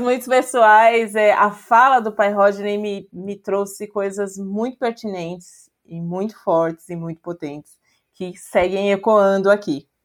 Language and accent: Portuguese; Brazil; a gente é brasileiro